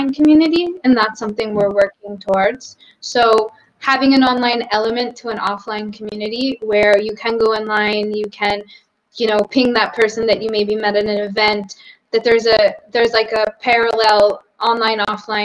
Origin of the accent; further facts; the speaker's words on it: Boston, Massachusetts, United States; moved away as an adult; now in Portugal; I'm from Boston